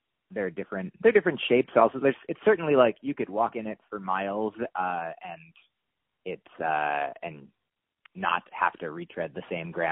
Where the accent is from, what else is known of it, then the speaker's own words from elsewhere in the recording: Allendale, New Jersey, United States; moved away; also born or lived in Upper Saddle River, New Jersey; I grew up living in New Jersey